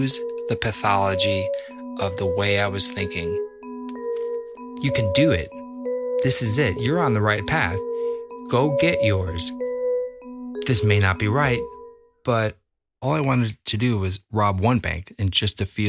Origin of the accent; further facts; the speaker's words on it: Libertyville, Illinois, United States; I grew up in Libertyville, Illinois, which is about 35, 40 miles north of the city of Chicago